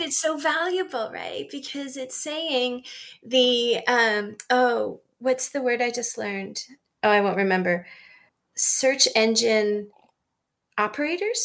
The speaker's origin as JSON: {"language": "English", "country": "Canada", "moved": "as an adult", "lives_now": "United States", "said": "I'm Canadian."}